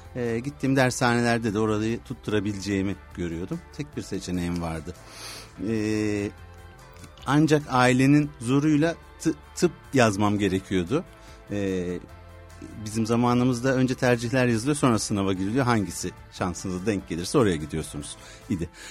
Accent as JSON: {"language": "Turkish", "region": "İzmir", "country": "Turkey", "said": "İzmirliyim diyebilirim"}